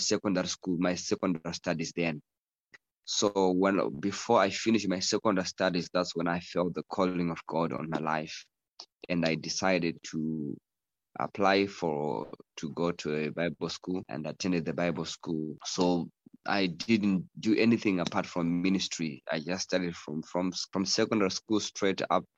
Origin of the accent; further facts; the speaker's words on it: Zimbabwe; also born or lived in Harare / Kwekwe / Mutare; I grew up in Zimbabwe and still in Zimbabwe.